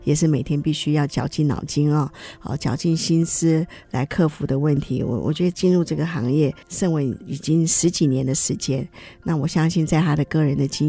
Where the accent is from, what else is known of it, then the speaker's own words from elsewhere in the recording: China; 这个老面就是会不会就像我们中国人常常在制作一些酱料的时候的方法是一样？